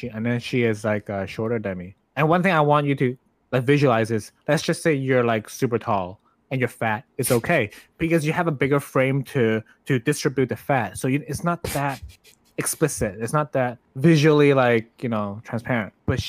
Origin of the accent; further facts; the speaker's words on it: Toronto, Ontario, Canada; moved away; I'm from Toronto